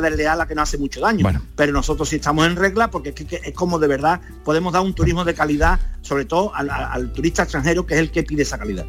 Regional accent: Osuna, Andalusia, Spain; Osuna, pues mi pueblo

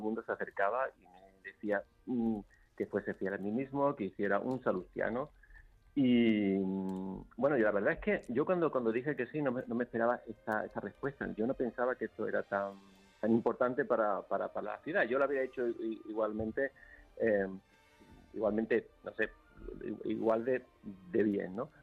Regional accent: Seville, Andalusia, Spain; moved away; mi tierra. De hecho, 27 mm, eh, años sin exponer en Sevilla

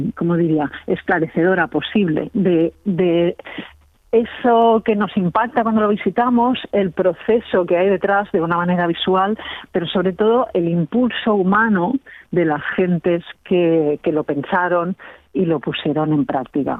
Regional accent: Catalonia, Spain; yo soy catalana

